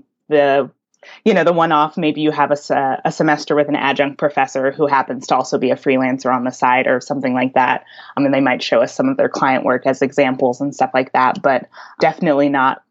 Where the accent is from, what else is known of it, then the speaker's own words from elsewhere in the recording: White Plains, New York, United States; moved away as an adult; now in Brooklyn, United States; I grew up in White Plains, New York, suburban kid all the way. Even though I'm in Brooklyn now and I've been here for a few years